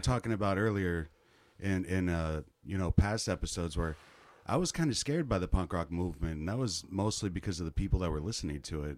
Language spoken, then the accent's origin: English; Kansas City, United States; moved away; Where I'm from, Kansas City